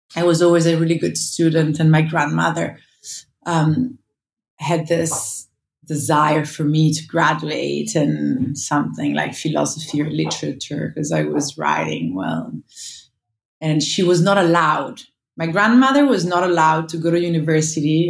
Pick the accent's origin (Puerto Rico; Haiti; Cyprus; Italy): Italy; Montonate, Lombardy; moved away; also born or lived in New York; I grew up in Montonate. Um, it's a small village of uh, when I was young, 600 inhabitants.